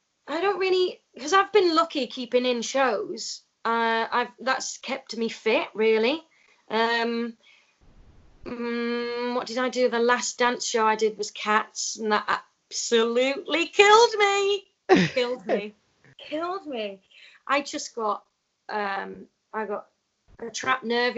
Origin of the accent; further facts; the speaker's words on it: Doncaster, Yorkshire and the Humber, United Kingdom; I started dancing at the age of 3. I'm from Doncaster.